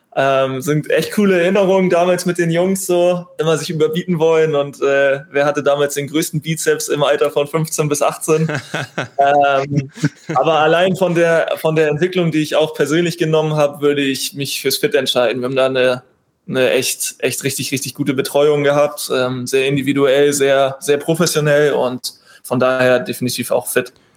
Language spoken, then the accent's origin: German; Bredstedt, Schleswig-Holstein, Germany; also born or lived in Husum / Flensburg; now in Kiel, Germany; Nordsee, weil es meine Heimat ist. Ich komme aus Bredstedt, bin in Husum geboren